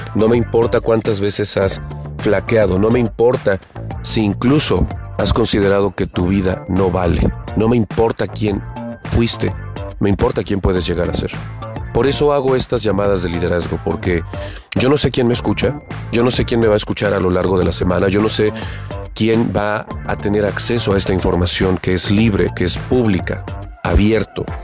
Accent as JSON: {"language": "Spanish", "region": "Puebla", "country": "Mexico", "said": "yo soy de Puebla"}